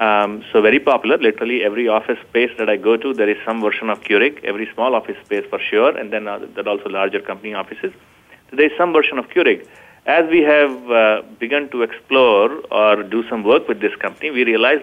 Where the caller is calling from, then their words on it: Sunnyvale, California, United States; So I'm calling in from Northern California, the heart of Silicon Valley, Sunnyvale.